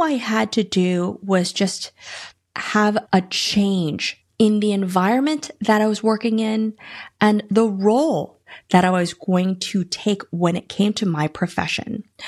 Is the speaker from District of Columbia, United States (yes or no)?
yes; Washington, District of Columbia, United States; also born or lived in Iowa, United States / Boston, Massachusetts, United States; Was born in Iowa, but then lived in Boston, Massachusetts till I was nine, and then I grew up in the D C metro area